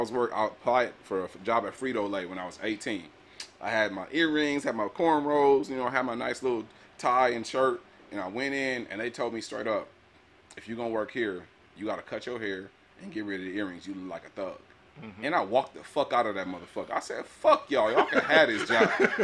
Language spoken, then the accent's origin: English; Pomona, California, United States; I grew up in Pomona.